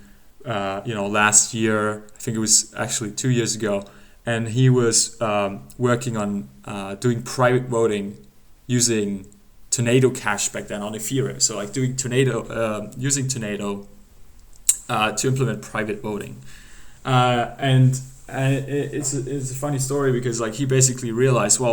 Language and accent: English; Germany; we're both from Germany.